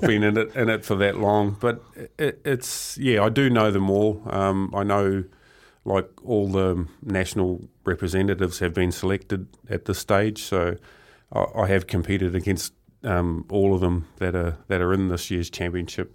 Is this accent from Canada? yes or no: no; Murupara, Bay of Plenty, New Zealand; growing up in Murupara. It was quite a small town, um, strong logging community